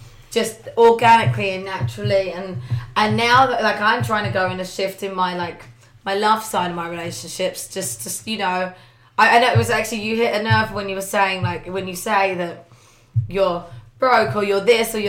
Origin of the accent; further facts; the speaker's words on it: England, United Kingdom; now in Los Angeles, United States; I like being English